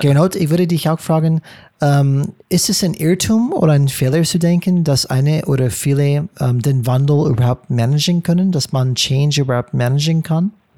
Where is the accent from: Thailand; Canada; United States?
United States; German is a second language; now in Germany; als Amerikaner